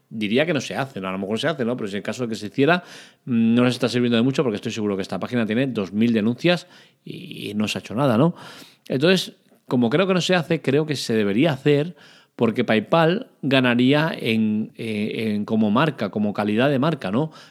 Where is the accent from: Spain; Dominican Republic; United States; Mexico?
Spain; Catalonia; Para eso soy catalán y soy de puño agarrado.